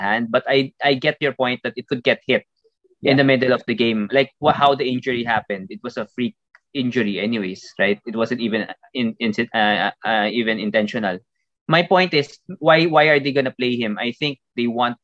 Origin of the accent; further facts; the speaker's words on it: Philippines; we are from the Philippines.